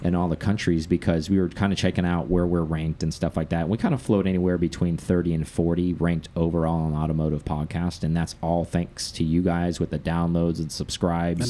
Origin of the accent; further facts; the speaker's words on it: United States; we are American